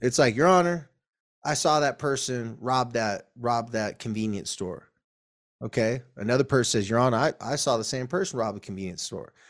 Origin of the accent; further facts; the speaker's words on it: Carlsbad, California, United States; Carlsbad, my hometown